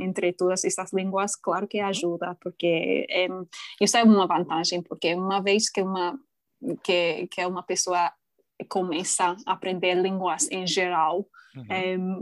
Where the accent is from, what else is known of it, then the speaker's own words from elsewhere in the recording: England, United Kingdom; first language English; Portuguese is a second language; moved away; also born or lived in Japan; as pessoas não sabem que sou inglesa